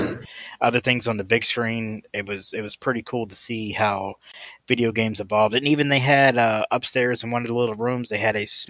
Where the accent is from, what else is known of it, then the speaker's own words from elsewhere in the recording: Maryland, United States; I'm from Maryland